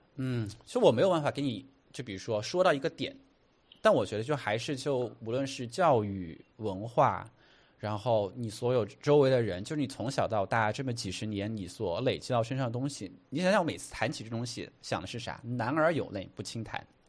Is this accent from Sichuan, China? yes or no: yes; Chengdu, Sichuan, China; moved away as an adult; now in New York, United States; 我在成都长大，然后青山离那个很近